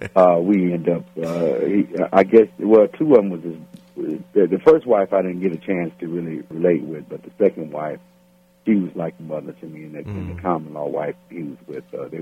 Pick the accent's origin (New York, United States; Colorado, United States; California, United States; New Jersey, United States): California, United States; Los Angeles; I grew up on the east side of Los Angeles called Watts, California. I was born in East L.A. and raised in Watts around 103rd and Central.